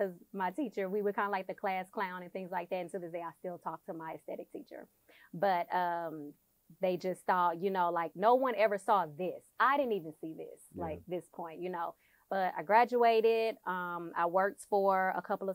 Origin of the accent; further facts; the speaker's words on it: Houston, Texas, United States; I'm from Houston, Texas. I went to Hastings in A-Leaf